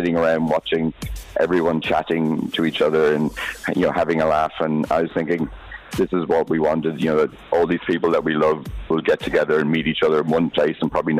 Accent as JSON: {"language": "English", "country": "Ireland", "moved": "yes", "lives_now": "Dubai, United Arab Emirates", "said": "I'm Irish"}